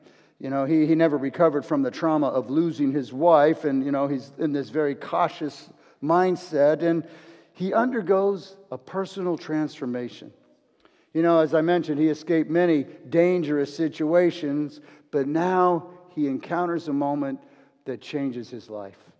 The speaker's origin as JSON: {"language": "English", "town": "Los Angeles", "region": "California", "country": "United States", "said": "I'm a fighter from Los Angeles"}